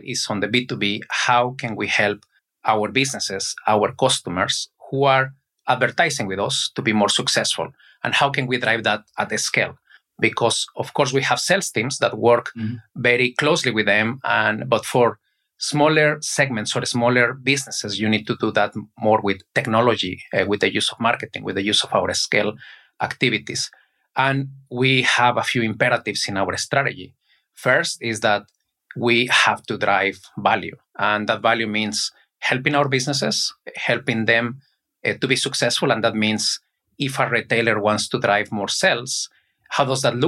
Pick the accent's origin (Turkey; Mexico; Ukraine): Mexico; English is a second language; moved away as an adult; also born or lived in South Korea / United States; I was in Mexico, where I am originally from. Probably you can notice by my accent